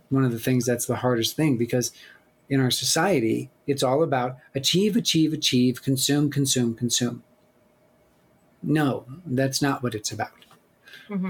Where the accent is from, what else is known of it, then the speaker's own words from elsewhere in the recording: Black Hills, South Dakota, United States; I grew up in the Black Hills of South Dakota with my with my parents and with my sister.